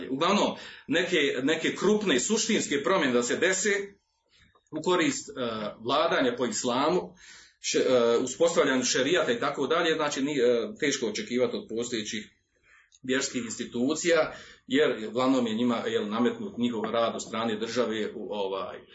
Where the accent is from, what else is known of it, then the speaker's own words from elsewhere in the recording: Bosnia & Herzegovina; kod nas u Bosni